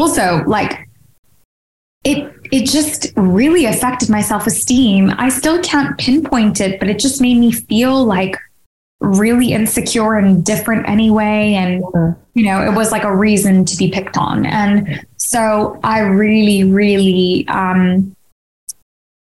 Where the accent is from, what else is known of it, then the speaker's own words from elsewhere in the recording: Hong Kong; now in United Kingdom; Growing up in Hong Kong